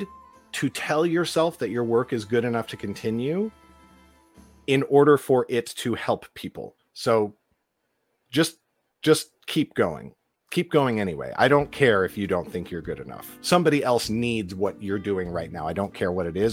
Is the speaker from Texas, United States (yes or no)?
no; Los Angeles, California, United States; growing up in Los Angeles